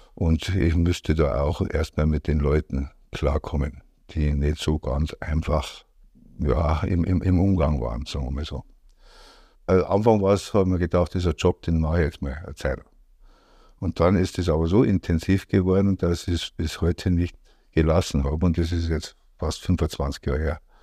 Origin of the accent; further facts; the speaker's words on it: Degerndorf, Bavaria, Germany; also born or lived in Rosenheim / Schäftlarn; ich bin in Degerndorf aufgewachsen, also bei Bramenburg im Inntal